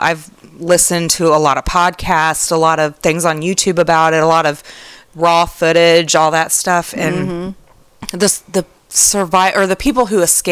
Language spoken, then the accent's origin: English; United States; as an American